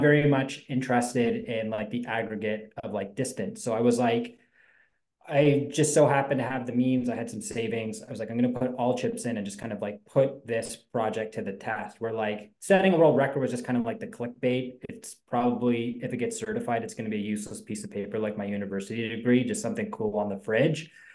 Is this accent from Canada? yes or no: yes; Ontario, Canada; we're from Ontario